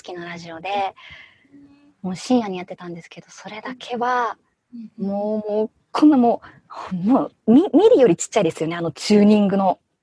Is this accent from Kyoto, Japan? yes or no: no; Fukushima, Japan; moved away as an adult; also born or lived in Tokyo; 1988年に福島で生まれて、18まではそこで育